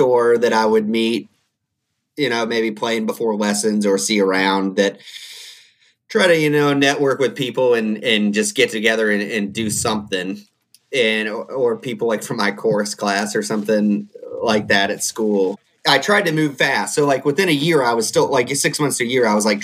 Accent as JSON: {"language": "English", "region": "Indiana", "country": "United States", "tie": "born or raised there", "said": "I grew up in Indiana."}